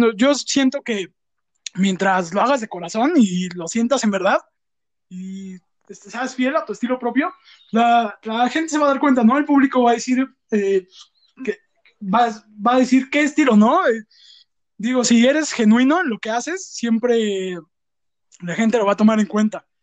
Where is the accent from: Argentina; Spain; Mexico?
Mexico; Mexico City; somos dos amigos provenientes de la Ciudad de México, más específicamente de Azcapo, Azcapotzalco